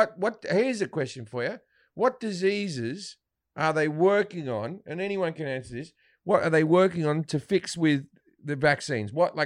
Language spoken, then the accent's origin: English; Australia; Australian. Yeah, I'm like, I'm Australian. I'm just come from Australia.